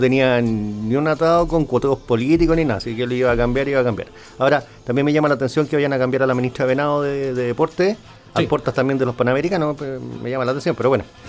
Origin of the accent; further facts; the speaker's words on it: Chile; lo digo como chileno